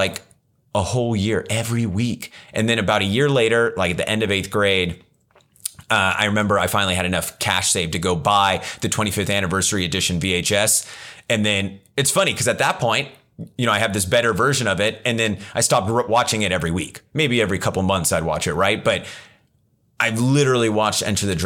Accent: Ripon, United States; the small town I grew up in Ripon

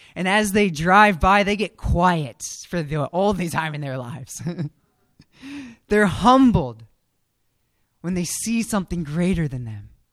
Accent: Frederick, Maryland, United States; I grew up in Frederick

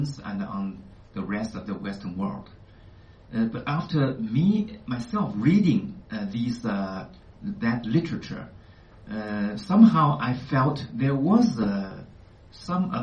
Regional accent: China; moved away as an adult; I came from China originally.

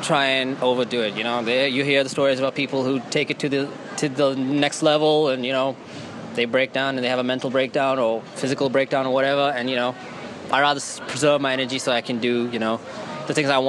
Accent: Brisbane, Queensland, Australia; moved away as an adult; now in Sydney, Australia; I moved all the way from Brisbane to Sydney to do this.

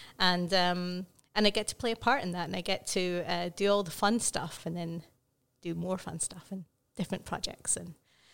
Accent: Scotland, United Kingdom; I am not Welsh, I am Scottish

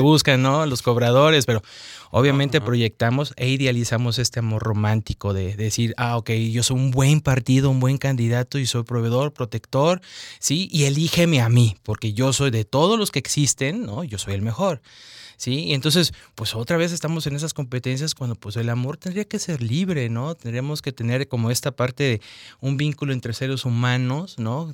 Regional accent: Mexico; nos enseñan como al mexicano a obedecer

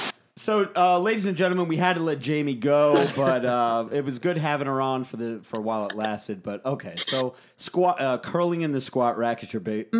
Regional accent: New Jersey, United States; we're from Jersey.

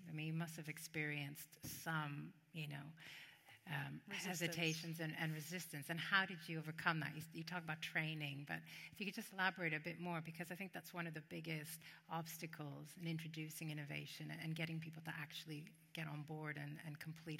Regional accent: Canada; I'm Canadian

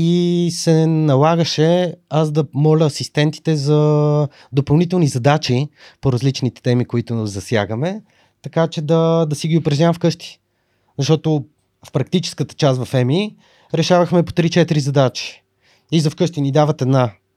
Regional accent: Sofia, Sofia City, Bulgaria; От София

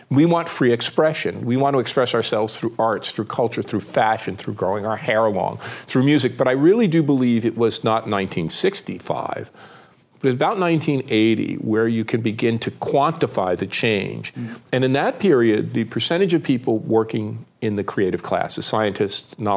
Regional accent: Pittsburgh, Pennsylvania, United States; trying to explain my hometown of Pittsburgh.

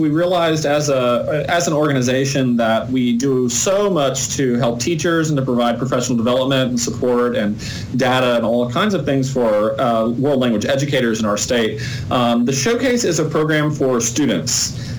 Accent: Kentucky, United States; I'm from Kentucky.

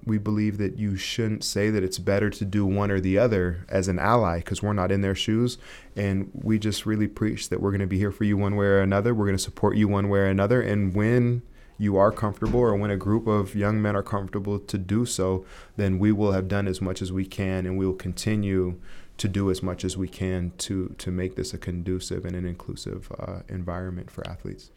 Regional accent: Santa Cruz, California, United States; growing up in Santa Cruz, California

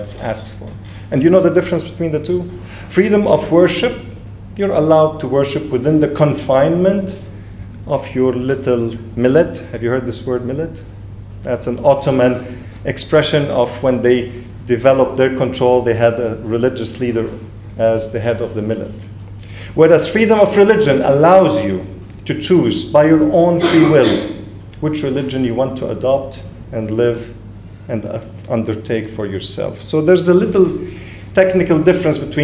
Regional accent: Lebanon; English is a second language; I do come from Lebanon, and I am Lebanese, so English is my third language

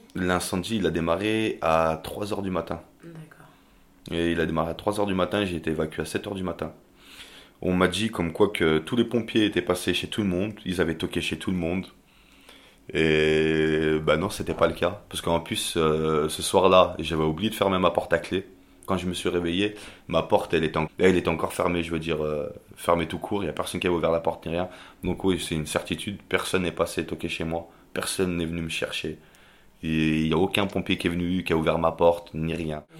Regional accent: Albertville, Auvergne-Rhône-Alpes, France; moved away as an adult; now in Toulouse, France; je suis originaire de Savoie d'Albertville très précisément

